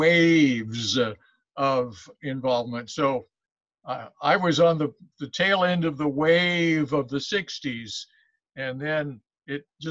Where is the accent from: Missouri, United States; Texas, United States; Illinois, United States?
Missouri, United States; Columbia; also born or lived in Fayette, Missouri; growing up in Columbia, born in Fayette